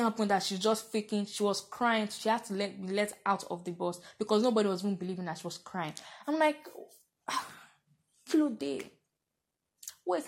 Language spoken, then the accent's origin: English; Nigeria; being 21, being a Nigerian female.